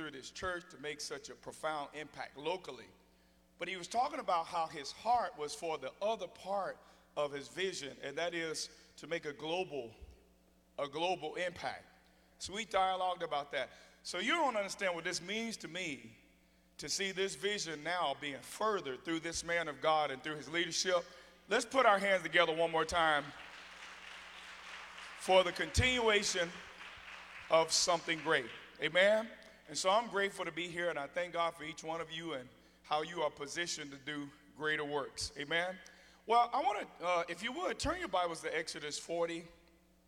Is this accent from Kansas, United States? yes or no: no; Gary, Indiana, United States; I come from Gary, Indiana, and people from there aren't scared of much